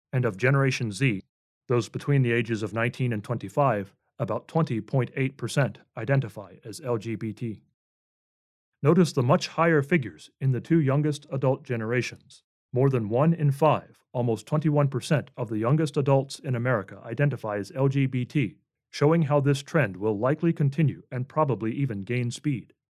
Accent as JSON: {"language": "English", "country": "United States", "said": "a flag that, as an American myself, I have always loved and have been very thankful to call my flag quote unquote."}